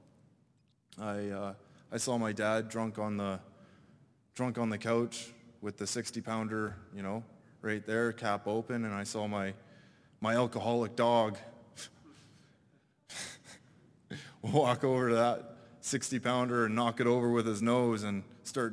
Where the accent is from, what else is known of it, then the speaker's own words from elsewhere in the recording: British Columbia, Canada; I'm from British Columbia, a little reserve on a mountain.